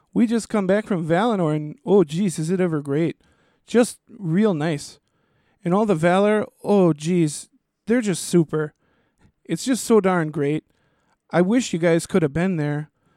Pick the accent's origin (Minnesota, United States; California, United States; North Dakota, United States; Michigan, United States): Minnesota, United States; Twin Cities; we're from the Twin Cities, which is two separate cities, Minneapolis